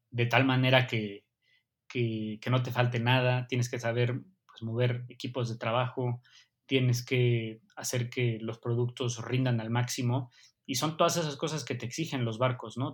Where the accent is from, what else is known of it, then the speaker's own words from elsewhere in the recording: Mexico; como mexicano